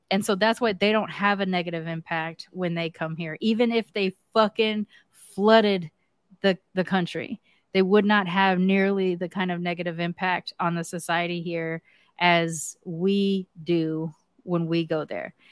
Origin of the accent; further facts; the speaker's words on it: United States; I'm American